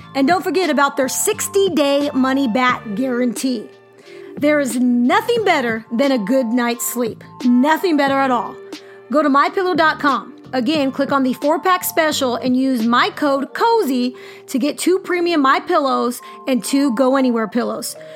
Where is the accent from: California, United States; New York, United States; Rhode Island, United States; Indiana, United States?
California, United States; moved away as an adult; also born or lived in Wyoming; now in Missouri, United States; I'm from California